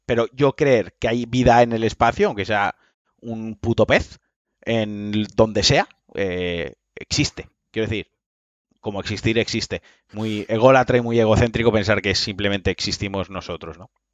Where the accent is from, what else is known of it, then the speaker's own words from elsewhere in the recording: Valencian Community, Spain; por mi ascendencia valenciana y por mi origen valenciano, y soy valenciano, los valencianos hablamos como el puto culo